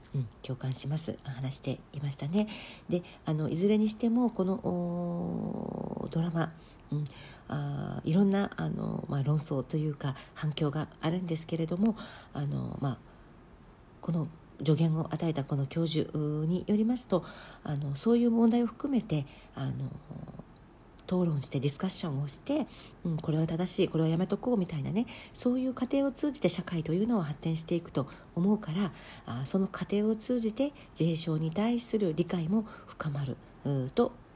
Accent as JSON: {"language": "Japanese", "country": "Japan", "tie": "born or raised there", "moved": "as an adult", "lives_now": "South Korea", "said": "私が日本出身"}